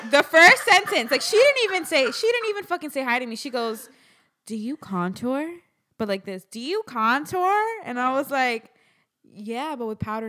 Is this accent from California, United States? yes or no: no; Miami, Florida, United States; now in New York, United States; we're both from Miami.